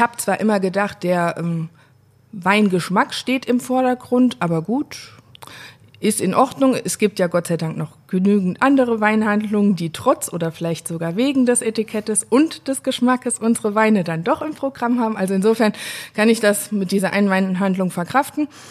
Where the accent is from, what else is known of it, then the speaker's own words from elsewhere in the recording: Saar, Rhineland-Palatinate, Germany; Es ist Saar, aber nicht im Saarland